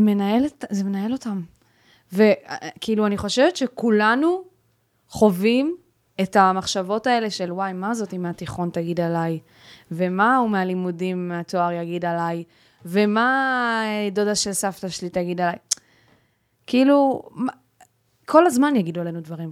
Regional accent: Ashkelon, Southern District, Israel; אני מאשקלון

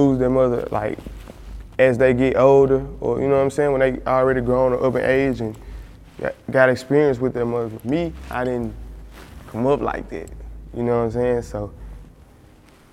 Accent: Memphis, Tennessee, United States; Growing up in South Memphis

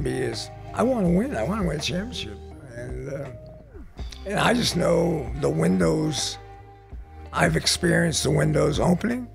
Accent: Pittsburgh, Pennsylvania, United States; moved away; I grew up in Pittsburgh

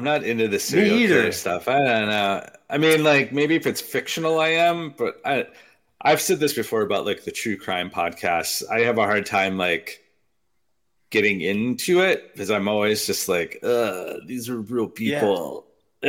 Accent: Wisconsin, United States; growing up in Wisconsin

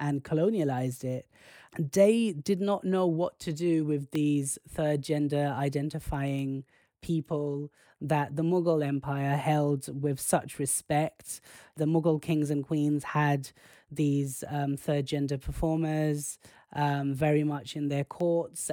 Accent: United Kingdom

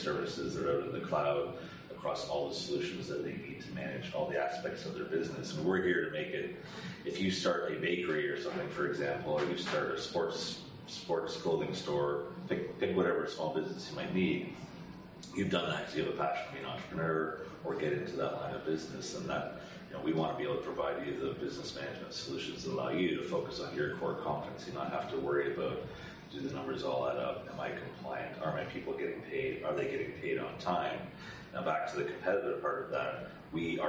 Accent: Toronto, Ontario, Canada; moved away as an adult; now in London, United Kingdom; I'm originally from the Toronto area of Canada, Toronto, Ontario, province of Ontario

